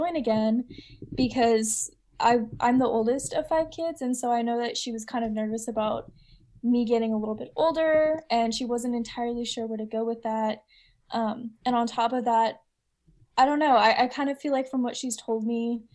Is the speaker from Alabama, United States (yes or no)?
no; Utah, United States; moved away; I was born in Utah.